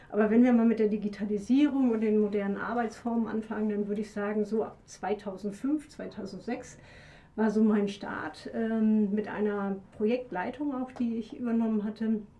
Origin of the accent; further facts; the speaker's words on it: Hamburg, Germany; also born or lived in Dresden; now in Leipzig, Germany; ich bin schon 57, Babyboomerin, gebürtige Hamburgerin, merkt man manchmal ähm, war Leipzigerin seit über 20 Jahren. Vorher habe ich in Dresden gelebt. Also man kann schon sagen, ich bin so ein bisschen eingesächselt.